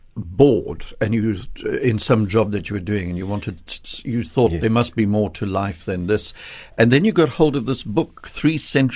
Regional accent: KwaZulu-Natal, South Africa; I come from Natal

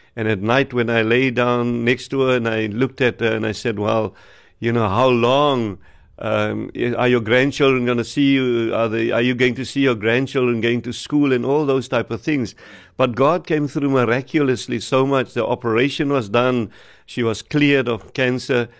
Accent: Wellington, Western Cape, South Africa; From Wellington, I'm from Wellington

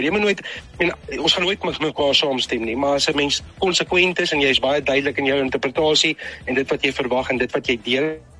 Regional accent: Newcastle, KwaZulu-Natal, South Africa; Ek ek kom van Newcastle af, van Noord-KwaZulu-Natal.

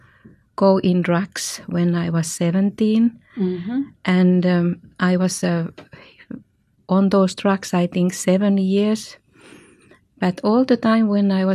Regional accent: Finland; I come from Finland

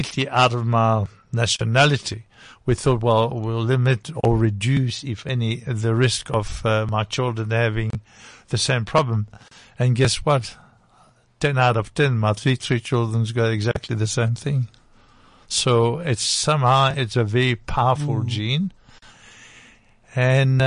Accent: DR Congo; accent: French; now in South Africa; born in Congo, Belgium, Congo, DRC

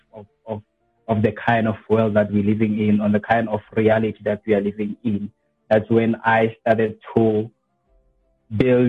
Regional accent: QwaQwa, Makgalong, Free State, South Africa; I was born in Free State, Kwakwa, specifically at Marakong.

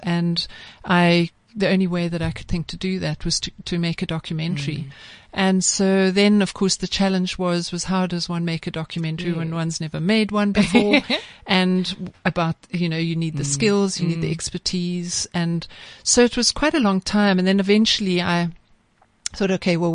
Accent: Eswatini; also born or lived in Malawi; I was born in Malawi and grew up in Swaziland

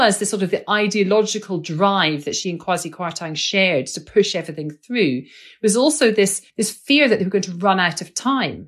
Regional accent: Scotland, United Kingdom; I'm a Scot

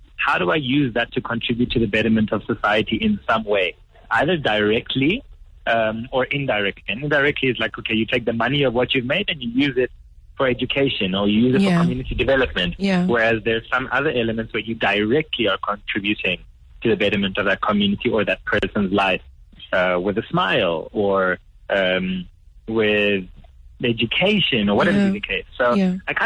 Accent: Johannesburg, Gauteng, South Africa; being born here

